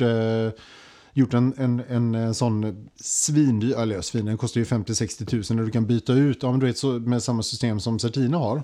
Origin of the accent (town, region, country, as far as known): Sweden